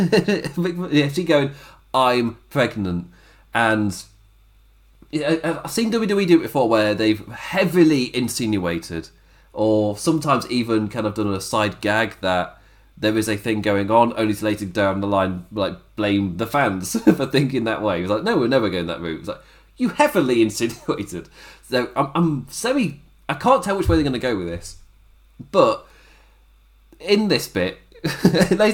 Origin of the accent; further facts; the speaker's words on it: United Kingdom; I'm British